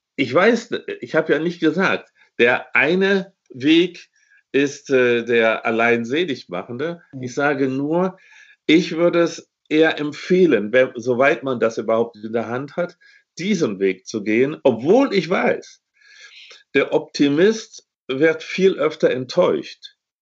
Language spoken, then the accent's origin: German; Germany; ich bin in Westdeutschland geboren.